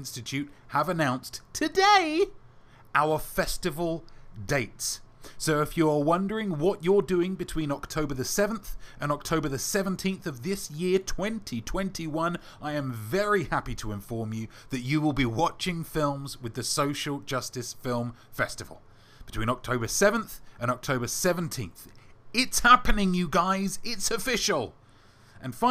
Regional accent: England, United Kingdom; as an Englishman

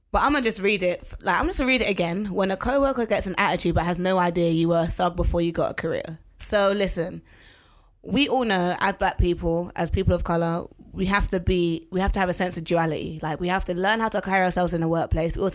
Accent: London, United Kingdom; I'm from Tottenham. That's where and I grew then, up, brrr. and even though I don't live there now, I still identify as a someone from Tottenham

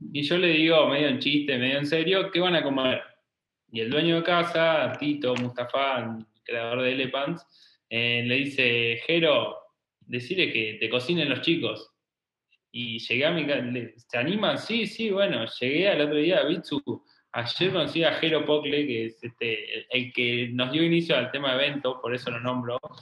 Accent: Trenque Lauquen, Buenos Aires Province, Argentina; moved away as an adult; now in Buenos Aires, Argentina; nosotros somos de Trenquelauquen, que es una ciudad de 50.000 habitantes

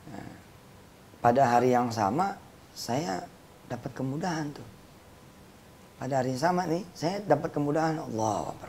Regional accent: Tangerang, Banten, Indonesia; Depan saya orang Tangerang itu dilupa Tangerang di Poris

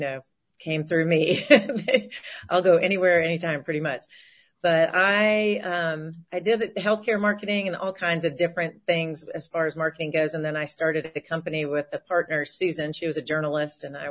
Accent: Nashville, Tennessee, United States; moved away; I am a Southern girl. I grew up in Nashville, Tennessee

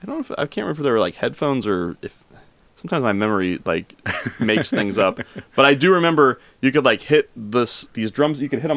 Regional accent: Kansas City, United States; I grew up in Kansas City, born in Kansas City, grew up in Kansas City.

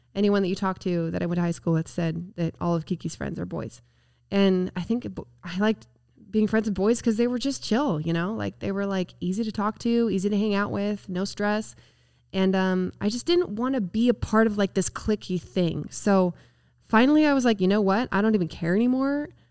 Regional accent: Spanish Fork, Utah, United States; I'm from Spanish Fork, Utah, actually Woodland Hills, if you're familiar with Utah. I'm just Spanish Fork High School

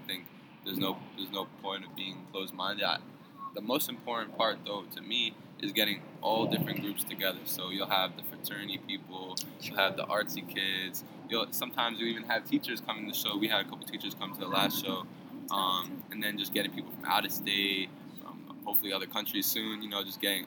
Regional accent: New York City, New York, United States; moved away as an adult; also born or lived in New Jersey / Washington, D.C.; I've been born and raised in Brooklyn.

